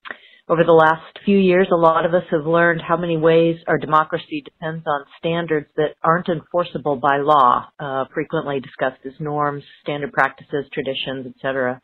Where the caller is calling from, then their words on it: Corvallis, Oregon, United States; I'm calling from Corvallis, Oregon.